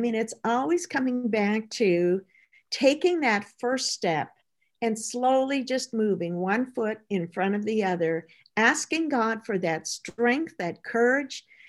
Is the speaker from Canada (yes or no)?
yes; Midwest Canada, Canada; I grew up in Midwest Canada.